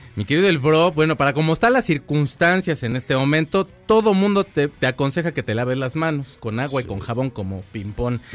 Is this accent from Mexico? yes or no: yes; Mexico; así somos los mexicanos